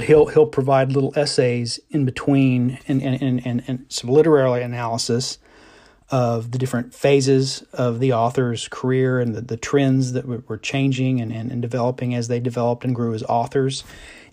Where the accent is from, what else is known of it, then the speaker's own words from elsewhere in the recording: Northeast Oklahoma, United States; I'm from Oklahoma. I'm from Northeast Oklahoma